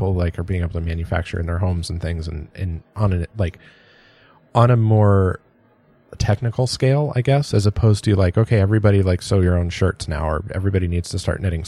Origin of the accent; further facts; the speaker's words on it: San Diego, California, United States; I grew up in San